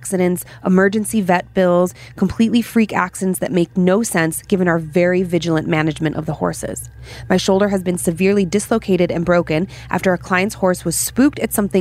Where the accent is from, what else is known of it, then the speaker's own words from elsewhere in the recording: Cleveland, Ohio, United States; growing up in Cleveland